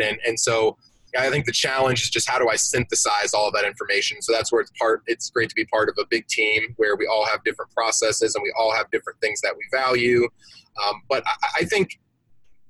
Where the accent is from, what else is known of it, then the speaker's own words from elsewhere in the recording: Atlanta, Georgia, United States; I'm from Atlanta. And so here in the South, where I'm at, college football is king